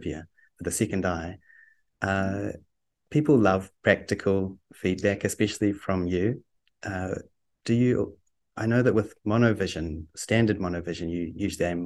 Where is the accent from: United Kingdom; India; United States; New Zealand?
New Zealand; I am a Kiwi